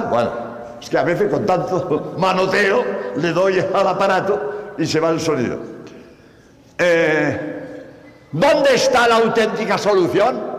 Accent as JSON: {"language": "Spanish", "country": "Spain", "said": "Por cierto, como eh, sabéis, soy español, hace eh"}